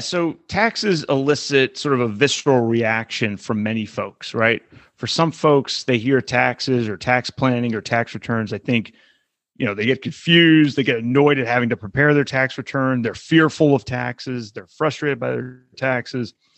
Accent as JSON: {"language": "English", "region": "California", "country": "United States", "said": "my home state of California"}